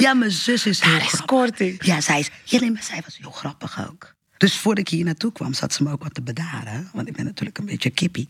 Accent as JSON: {"language": "Dutch", "country": "Portugal", "tie": "born or raised there", "moved": "yes", "lives_now": "Rotterdam, Netherlands", "said": "ik ben geboren in Portugal. Ik woon nu in Rotterdam."}